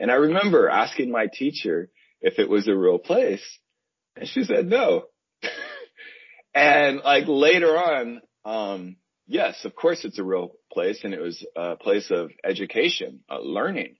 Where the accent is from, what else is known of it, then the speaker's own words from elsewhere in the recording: San Diego, California, United States; also born or lived in San Jose, California; now in Los Angeles, United States; I'm originally from San Diego, California.